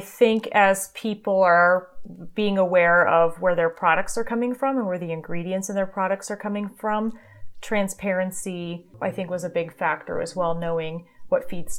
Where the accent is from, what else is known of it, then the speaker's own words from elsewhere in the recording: Germany; I grew up in Germany, so it was good to see my cousins and so forth.